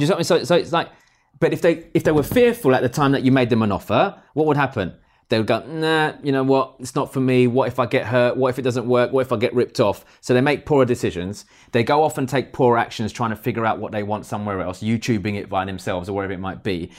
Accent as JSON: {"language": "English", "country": "United Kingdom", "said": "We're British"}